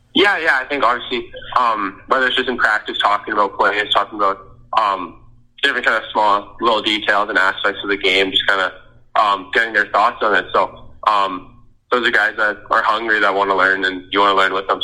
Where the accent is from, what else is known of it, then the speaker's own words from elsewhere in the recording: Saskatchewan, Canada; I'm from Sask, uh, Saskatchewan, so um, country's pretty big there